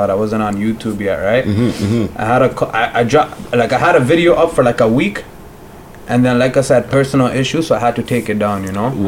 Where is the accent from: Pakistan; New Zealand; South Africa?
Pakistan; Pakistan. I'm from Pakistan.